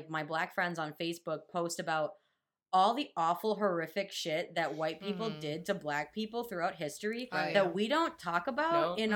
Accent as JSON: {"language": "English", "region": "New England", "country": "United States", "tie": "born or raised there", "also_born_or_lived": "Chicago", "moved": "yes", "said": "growing up in New England"}